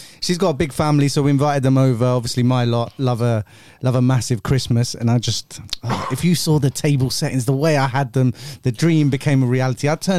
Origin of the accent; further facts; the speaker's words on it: India; I'm Indian.